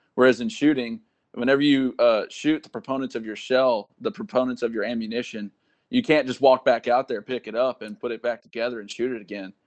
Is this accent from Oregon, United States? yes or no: no; Caldwell, Texas, United States; moved away as an adult; now in Fort Benning, Georgia, United States; I'm from Caldwell, Texas.